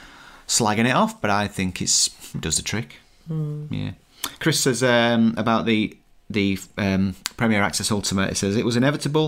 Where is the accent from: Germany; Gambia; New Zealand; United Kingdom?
United Kingdom; most Europeans will go one way and as a Brit, we're more likely to go another way.